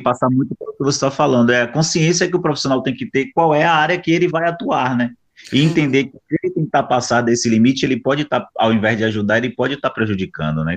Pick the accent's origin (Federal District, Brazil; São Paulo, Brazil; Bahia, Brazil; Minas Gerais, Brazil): Bahia, Brazil; Salvador; Eu sou negro, sou de Salvador, a Bahia